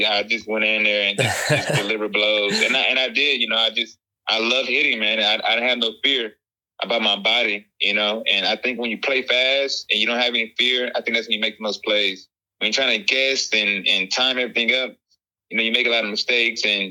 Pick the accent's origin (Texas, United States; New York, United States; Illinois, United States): Texas, United States; also born or lived in Mississippi; track was the first sport I participated in when I moved to Texas from Mississippi.